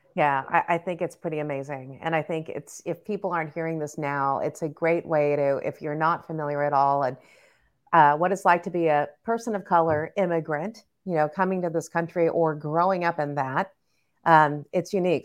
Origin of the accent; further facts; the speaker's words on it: Southern California, United States; we grew up in Southern California and we were in LA, but then we moved to the suburbs